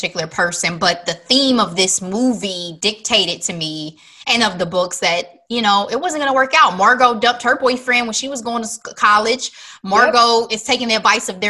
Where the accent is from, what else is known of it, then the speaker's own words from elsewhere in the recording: United States; I'm an American